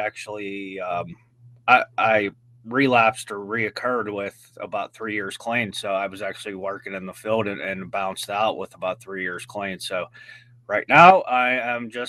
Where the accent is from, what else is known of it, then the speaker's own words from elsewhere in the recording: Washington, Pennsylvania, United States; I am from Washington, Pennsylvania